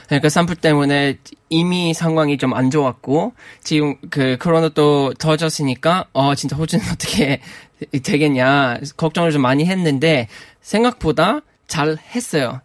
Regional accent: Australia; Korean is a second language; moved away as an adult; now in South Korea

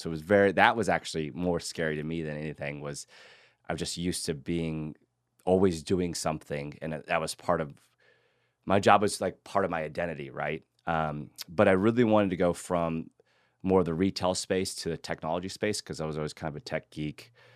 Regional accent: Hays, Kansas, United States; moved away as an adult; now in Austin, United States; I grew up in Kansas, like you were saying, a small town, and I was a big fish in a small town, which I loved. Actually, it was Hays, Kansas

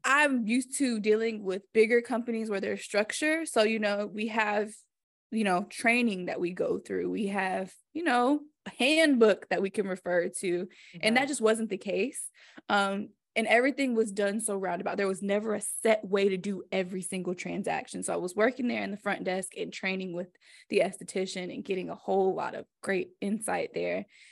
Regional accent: Greensboro, North Carolina, United States; also born or lived in Denver; i am from greensboro north carolina

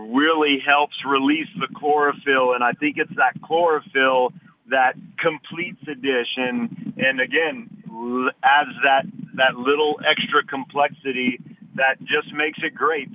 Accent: Lafayette, Louisiana, United States; my heritage growing up in Lafayette

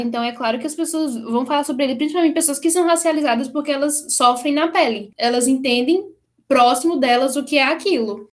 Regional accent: Brazil; moved away; also born or lived in Canada; eu também eu sou brasileira, eu sei da história negra no Brasil

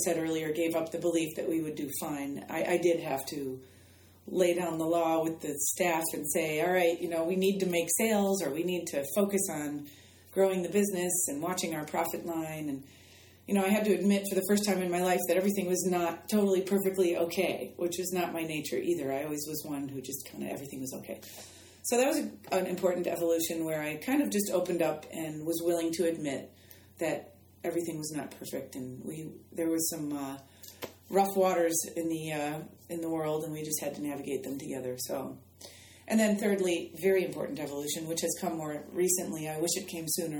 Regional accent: Midwest, United States; And I think growing up in the Midwest and in my family, I grew up in kind of a stoic environment too, just that personality type.

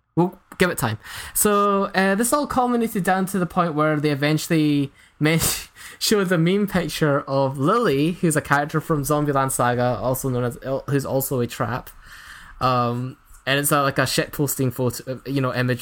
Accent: Scotland, United Kingdom; I'm from Scotland, if you couldn't tell

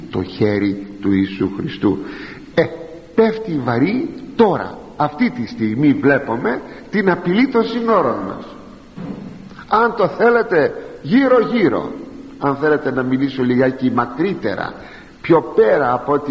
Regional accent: Greece; για μας τους Έλληνες

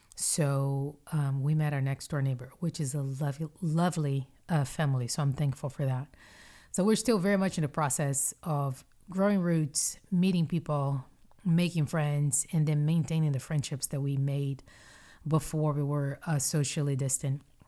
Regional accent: Brazil; moved away as an adult; also born or lived in Mississippi / North Carolina / Houston, Texas; I was born and raised in Brazil.

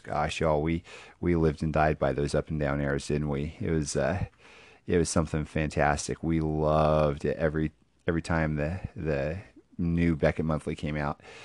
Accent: Houston, Texas, United States; here in my hometown

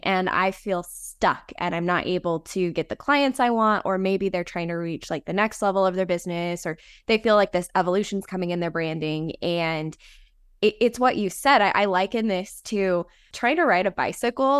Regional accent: Las Vegas, Nevada, United States; I grew up in the desert. I grew up

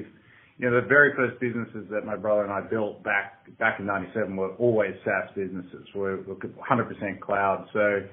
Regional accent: Australia; accent: Aussie; moved away as an adult; now in San Francisco, United States; Grew up in Australia, been living out here in the States in San Francisco for the last 7 or 8 years

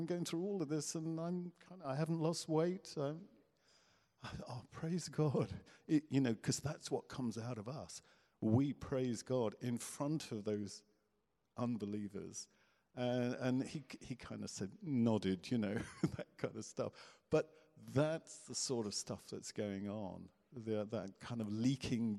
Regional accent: Guernsey; I was born in Guernsey

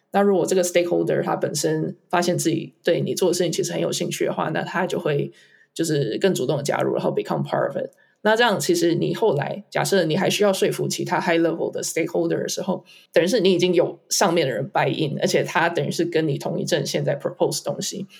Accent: Taiwan; moved away as an adult; also born or lived in Hong Kong; now in Singapore; 我的背景是在台湾长大、念书，后来就在台湾辍学创业

